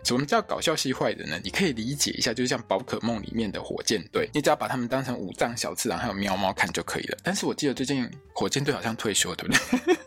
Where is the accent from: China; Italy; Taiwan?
Taiwan; 就像我们现在很喜欢在台湾，我们常常会讲